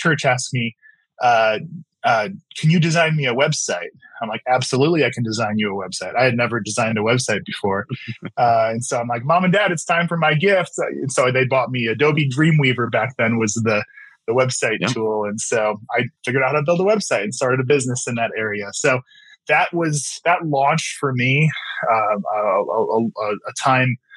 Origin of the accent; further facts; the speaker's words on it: Wheaton, Illinois, United States; I'm here in our offices based in the Chicagoland area. I grew up here out in the Western suburbs